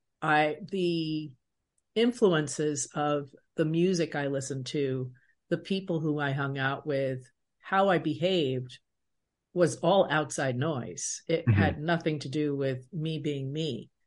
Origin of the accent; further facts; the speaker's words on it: Baldwin, New York, United States; At that time, where I grew up in Baldwin, it was predominantly white, and my junior high was predominantly white and predominantly 99% Jewish. And I am a Latina woman.